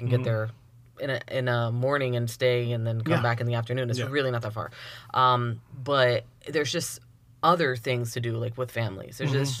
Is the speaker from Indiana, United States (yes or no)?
no; Miami, Florida, United States; also born or lived in Connecticut / Broward County, Florida; I was born in Connecticut. We moved down when I was very young. Mm-hmm. I was raised down in Miami. Mm-hmm. And then spent pretty much my whole childhood in Miami